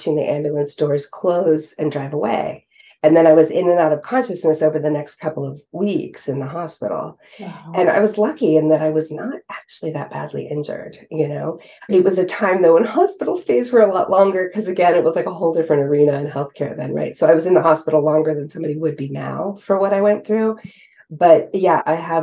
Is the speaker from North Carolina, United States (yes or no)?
no; West Coast, California, United States; now in East Coast, United States; even though I grew up on the West Coast, I now live on the East Coast